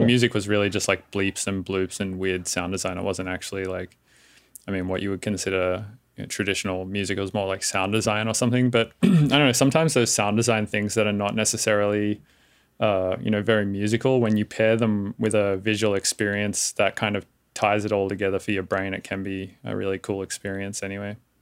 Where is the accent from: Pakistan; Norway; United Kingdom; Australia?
Australia; now in San Francisco, United States; I live in San Francisco, but I am Australian